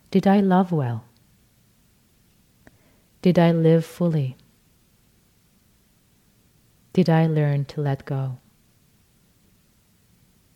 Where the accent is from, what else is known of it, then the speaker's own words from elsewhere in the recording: Tehran, Tehran Province, Iran; moved away; since I'm Persian and I can speak Farsi and read Farsi, I was born in Tehran, Iran.